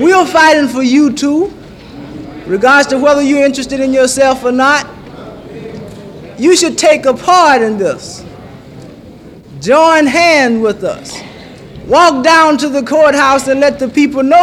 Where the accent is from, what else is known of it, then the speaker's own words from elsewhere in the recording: Mississippi, United States; I'm from Mississippi too.